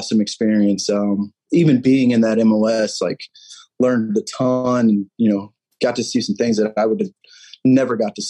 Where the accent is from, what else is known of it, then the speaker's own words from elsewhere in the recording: St. Louis, Missouri, United States; Dude, I'm from St. Louis. It's like life around